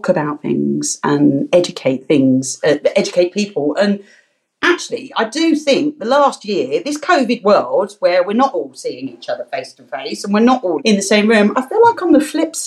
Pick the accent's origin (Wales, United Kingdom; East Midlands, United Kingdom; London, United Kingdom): London, United Kingdom; accent: Cockney; I am proud to say I'm a Bow Bell Cockney. I was born in London, and my whole family born in London.